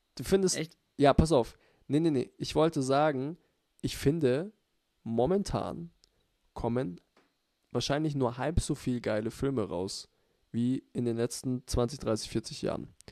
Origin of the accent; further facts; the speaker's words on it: Kaufbeuren or Füssen, Bavaria, Germany; wo wir herkommen, also Kaufbeuren und Füssen.